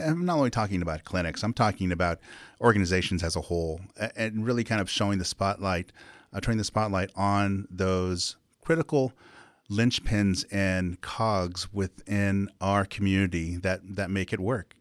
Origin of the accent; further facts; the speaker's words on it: Pauma Indian Reservation, California, United States; also born or lived in Bellflower, Los Angeles, California; I grew up on the Indian Reservation, born in Los Angeles, Bellflower, California